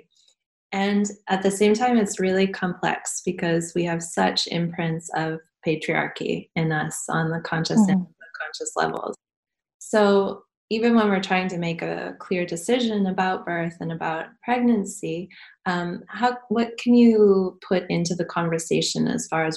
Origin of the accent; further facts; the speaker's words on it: United States; now in England, United Kingdom; I'm American. I grew up in America